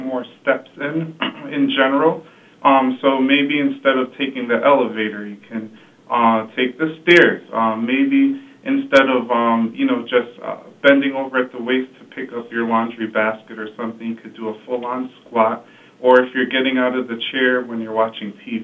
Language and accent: English; New England, United States; we're all from New England, or most people who live here are